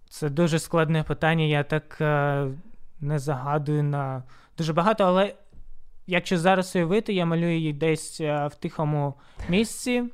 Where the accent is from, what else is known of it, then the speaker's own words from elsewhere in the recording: Horlivka, Donetsk Oblast, Ukraine; now in Sloviansk, Ukraine; насправді я з Горлівки, але проживаю в Слов'янську більше чотирьох років вже